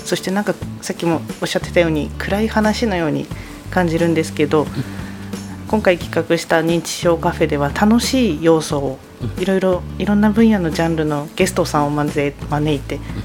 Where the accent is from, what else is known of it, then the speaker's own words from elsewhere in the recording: Tomakomai, Hokkaido, Japan; 育ちもずっと苫小牧です